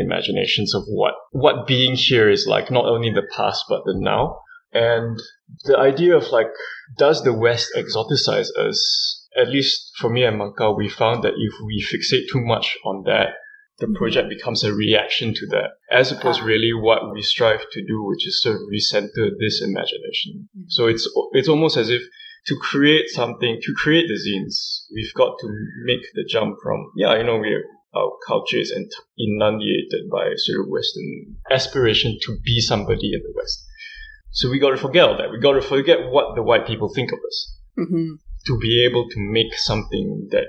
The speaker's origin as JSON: {"language": "English", "country": "Malaysia", "said": "from where I am as a Malaysian person"}